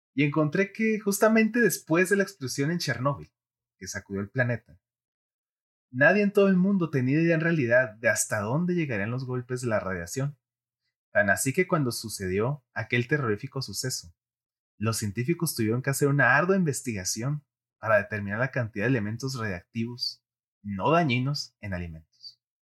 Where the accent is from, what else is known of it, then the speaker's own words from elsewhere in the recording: Mexico; nuestro hermoso país, México